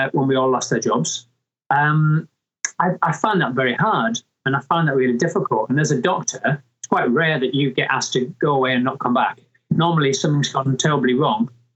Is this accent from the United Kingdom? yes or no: yes; Mirfield, Yorkshire and the Humber, United Kingdom; moved away as an adult; also born or lived in London; I was born and brought up in Murfield near Dewsbury